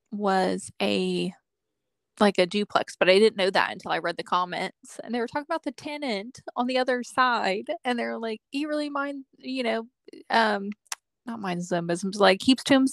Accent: Okinawa, Japan; born there; I mean, I was born in Okinawa

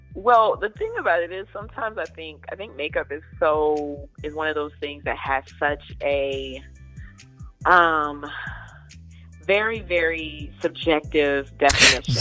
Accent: Southeast Virginia, United States; born or raised there; moved away; also born or lived in Durham, North Carolina

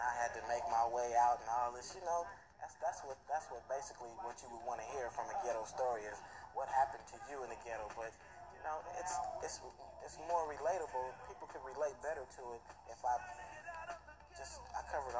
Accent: Los Angeles, California, United States; moved away as an adult; also born or lived in Oakland; I grew up in Los Angeles. I'm from L.A. And I moved to Oakland

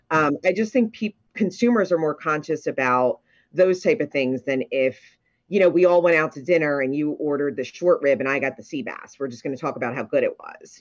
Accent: Ocean City, New Jersey, United States; I was born and raised in Ocean City

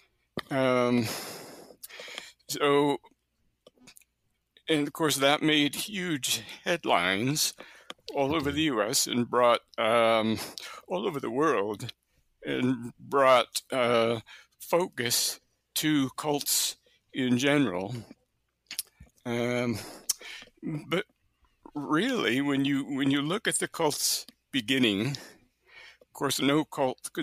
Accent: near Buffalo, New York, United States; also born or lived in Alberta / British Columbia / New Brunswick; now in Kansas City, United States; I've actually lived near Buffalo, New York, so just south of you, which is where I grew up

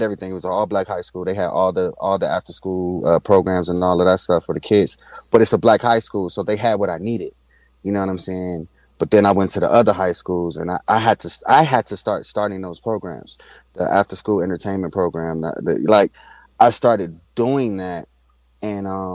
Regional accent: Washington, District of Columbia, United States; moved away as an adult; I'm from Washington, D.C.

